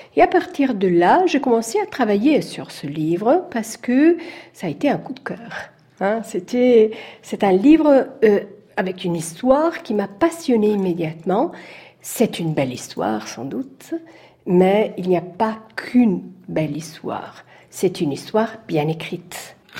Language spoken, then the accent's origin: French; Italy; je suis italienne